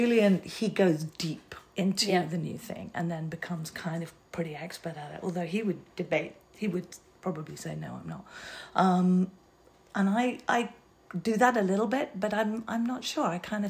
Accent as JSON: {"language": "English", "region": "London", "country": "United Kingdom", "also_born_or_lived": "Manchester / New York", "moved": "as an adult", "lives_now": "United States", "said": "I'm a city person. Like, I've got a funny accent. I'm from London."}